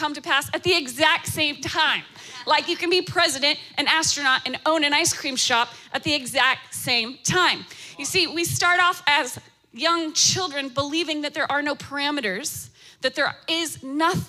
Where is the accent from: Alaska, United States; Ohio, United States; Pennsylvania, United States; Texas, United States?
Alaska, United States; now in Florida, United States; I'm born and raised in Alaska. I'm talking rural village of Alaska.